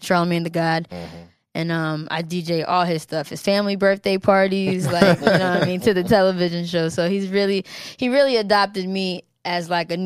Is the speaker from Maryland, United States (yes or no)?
yes; Maryland, United States; moved away as an adult; also born or lived in Germany / New York; I was raised in Maryland